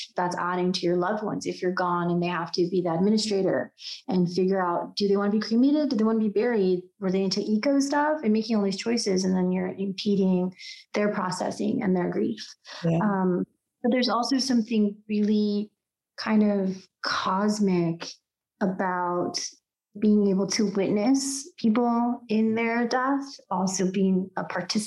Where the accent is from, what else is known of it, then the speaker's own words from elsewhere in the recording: United States; also born or lived in Mexico (ancestry); I'm Mexican American